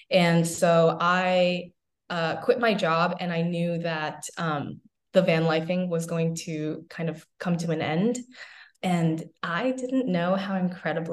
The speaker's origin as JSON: {"language": "English", "region": "East Coast", "country": "United States", "tie": "born or raised there", "also_born_or_lived": "Midwest / California", "moved": "yes", "said": "I grew up on the East Coast"}